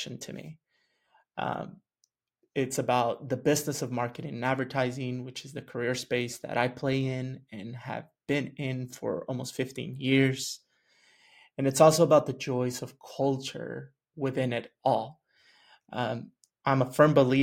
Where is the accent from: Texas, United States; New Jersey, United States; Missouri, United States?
Texas, United States; West; also born or lived in Chihuahua, Mexico; I grew up in West Texas